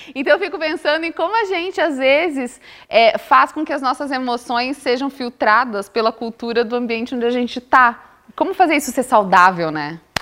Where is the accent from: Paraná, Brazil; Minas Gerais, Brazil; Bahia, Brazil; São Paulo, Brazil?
Bahia, Brazil; Eu sou baiana. E tem um ditado na minha terra que baiano não nasce, baiano estreia